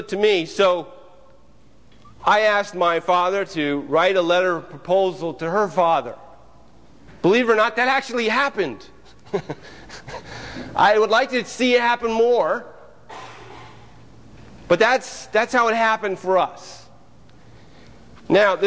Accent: Mansfield, Ohio, United States; moved away as an adult; I was born and raised in Mansfield, Ohio, and really lived there all my life, up until May of last year

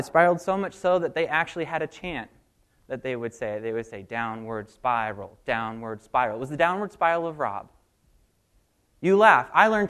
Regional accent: Richmond, Virginia, United States; moved away as an adult; now in Coconut Creek, United States; I'm from Coconut Creek, and 6 years ago, my family moved to Florida from Richmond. I was very excited to go. I was actually the one who told my dad, yep, we got to go.

